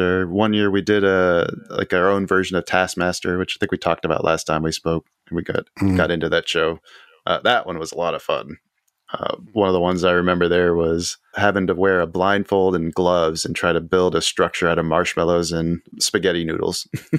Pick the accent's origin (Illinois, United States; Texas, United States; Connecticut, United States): Texas, United States; Houston; also born or lived in Tucson / Bakersfield / South Carolina / Chicago; I was brought up in Houston. I grew up in Tucson. I lived in Bakersfield, California. Let's see, South Carolina, Chicago, New York, Memphis, Mississippi. Stay in Tennessee. I've been all over the place.